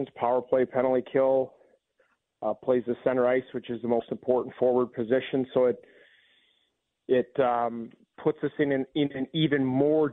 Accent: Vancouver area, British Columbia, Canada; now in Washington, United States; where I grew up in the Northwest, there's a lot of Seahawks fans up in that area, the sort of Vancouver area

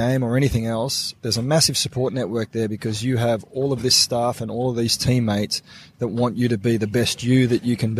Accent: Sydney, New South Wales, Australia; little half-Filipino kid growing up at Maroubra Beach

